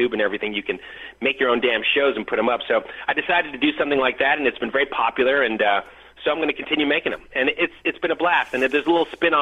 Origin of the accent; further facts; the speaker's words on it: Detroit, Michigan, United States; I grew up in Detroit